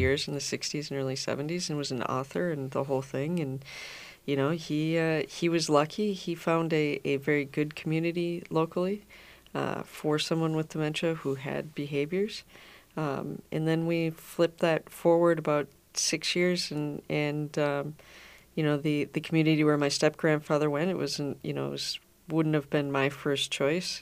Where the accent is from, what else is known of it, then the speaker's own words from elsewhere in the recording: Minnetonka, Minnesota, United States; I grew up in Minnesota. I grew up in Minnetonka